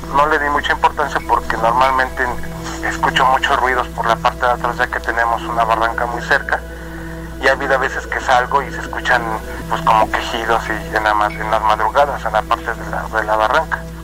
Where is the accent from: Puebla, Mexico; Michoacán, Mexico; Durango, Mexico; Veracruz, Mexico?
Puebla, Mexico; soy del estado de Puebla